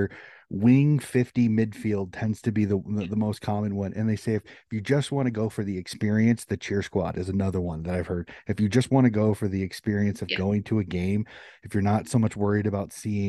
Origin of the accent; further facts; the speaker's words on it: United States; I'm an American